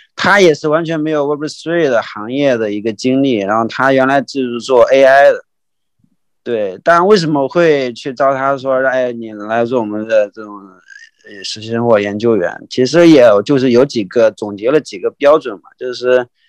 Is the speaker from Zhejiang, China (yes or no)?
yes; Wenzhou, Zhejiang, China; 我是温州人嘛